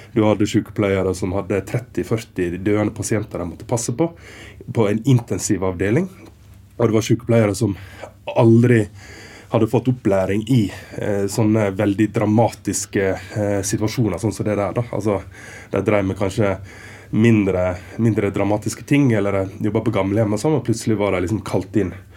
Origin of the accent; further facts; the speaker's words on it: Western Norway, Vestland, Norway; moved away as an adult; also born or lived in Stryn; now in Berlin, Germany; jeg er fra Vestlandet